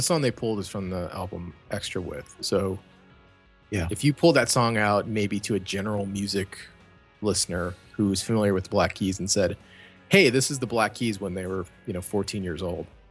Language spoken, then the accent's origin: English; Cleveland, Ohio, United States; I'm from Cleveland.